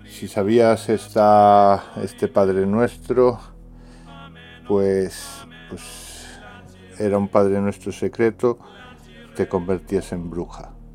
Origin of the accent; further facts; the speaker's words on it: Galicia, Spain; mi tierra, eh, Galicia.